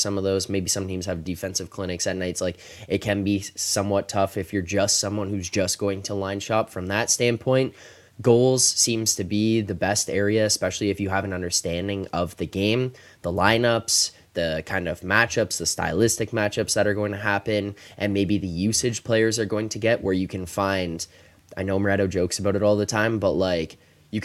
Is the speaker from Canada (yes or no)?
yes; Toronto, Ontario, Canada; I'm also from Toronto, man.